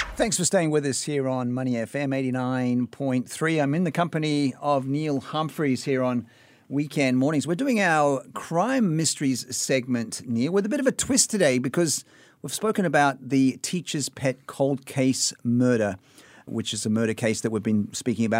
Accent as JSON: {"language": "English", "town": "Sydney", "region": "New South Wales", "country": "Australia", "tie": "born or raised there", "moved": "yes", "lives_now": "Singapore", "said": "Stephen and I, you know, growing up in Sydney"}